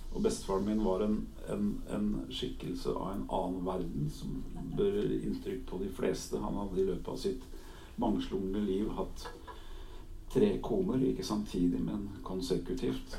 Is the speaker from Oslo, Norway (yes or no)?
yes; Oslo, Norway; also born or lived in Helgeland coast (summers); i hjemmet vårt på Årvoll, i denne drabantbyen der jeg vokste opp